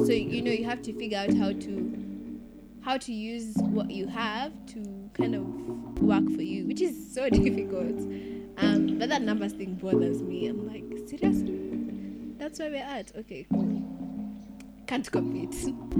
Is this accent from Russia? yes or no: no; Nigeria; Like, I'm Nigerian.